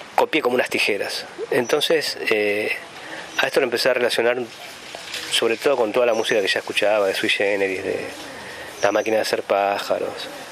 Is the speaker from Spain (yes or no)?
no; Santa Rosa, La Pampa, Argentina; vivo en La Pampa, nací en Santa Rosa